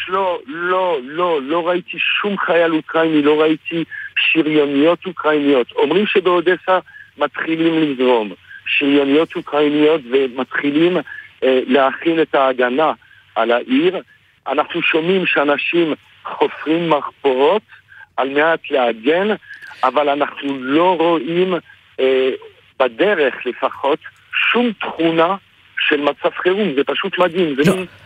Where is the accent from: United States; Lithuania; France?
France; now in Israel; אני הרבה שנים בארץ, אה. אבל אני בא מצרפת במקור